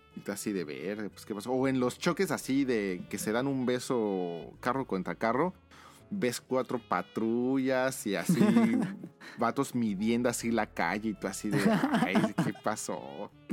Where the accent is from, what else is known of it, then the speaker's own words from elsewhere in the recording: Mexico; moved away as an adult; now in Japan; de México